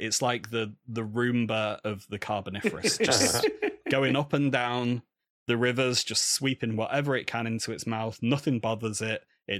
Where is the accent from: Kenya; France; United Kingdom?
United Kingdom; England; hello, I'm a man from England and I want to look at your rubbish Eurypterids, please